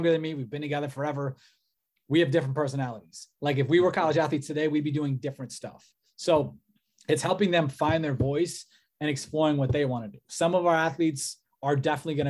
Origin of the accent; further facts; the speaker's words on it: Cleveland, Ohio, United States; I'm from Cleveland